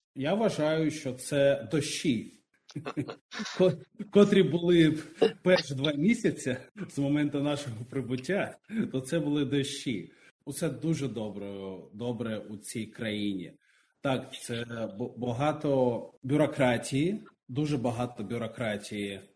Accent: Luhansk, Luhansk Oblast, Ukraine; moved away as an adult; now in Australia; Я з Луганську, і мій тато перебуває у Луганську досі.

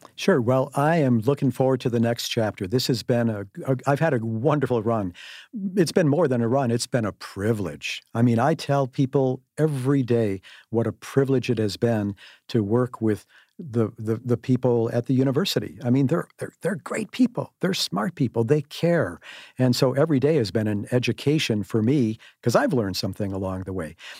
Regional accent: Cudahy, Wisconsin, United States; as a kid growing up in Cudahy on the south side, a great, great place to, to, to come from, a blue-collar kid

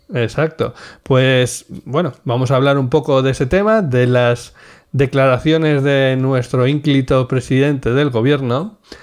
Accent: Cantabria, Spain; yo que soy cántabro, obviamente esto tendrá que ver con Ampuero, que es un pueblo de Cantabria

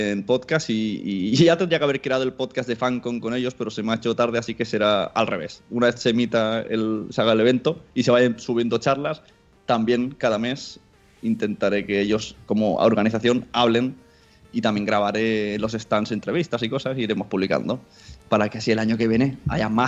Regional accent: Palau-solità i Plegamans, Catalonia, Spain; mi pueblo, Palau Solita de Plegamans, entre Mollet, Sabadell y Rogers, para situarnos mejor, a 30 kilómetros de Barcelona.

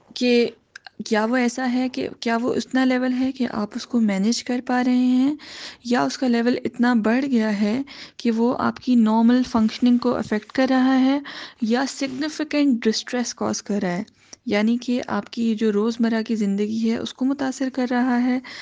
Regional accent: Pakistan; moved away as an adult; also born or lived in Karachi; now in Melbourne, Australia; میں پاکستان سے تعلق رکھتی ہوں اور اب یہاں پہ میلبن میں رہتی ہوں

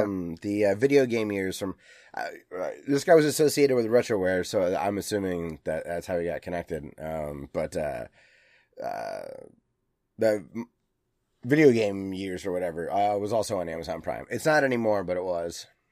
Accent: United States; an American

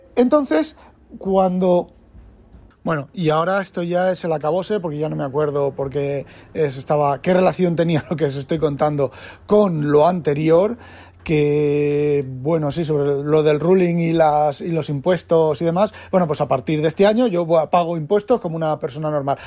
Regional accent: Spain; now in Netherlands; yo soy español

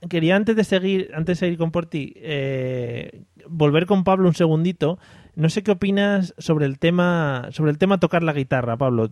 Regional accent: Madrid, Community of Madrid, Spain; los que somos de Madrid

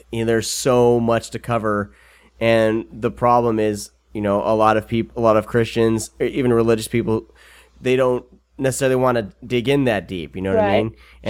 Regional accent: Iowa, United States; I'm from Iowa.

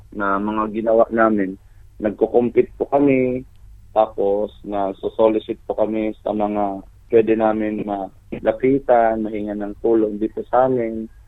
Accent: Tacloban, Eastern Visayas, Philippines; taga-Tacloban po kami lahat.

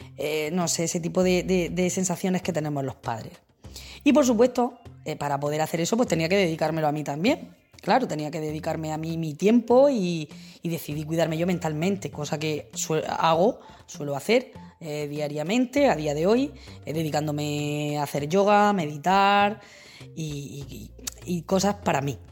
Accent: Region of Murcia, Spain; soy una mamá murciana

